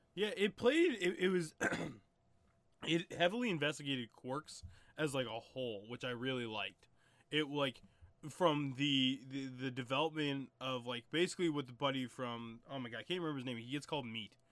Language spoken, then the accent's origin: English; Canada; still had three-wheelers where I'm from